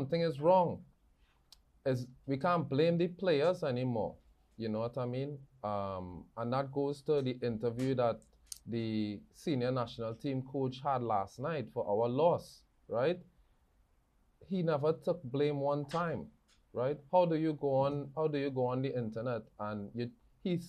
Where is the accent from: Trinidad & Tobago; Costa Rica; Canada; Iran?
Trinidad & Tobago; moved away; born and bred in Trinidad and Tobago